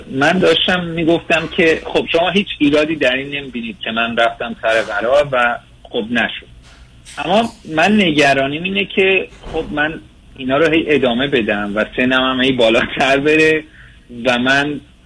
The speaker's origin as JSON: {"language": "Persian", "country": "Iran", "moved": "yes", "said": "من از خارج از ایران هستم باتون تماس میگیرم"}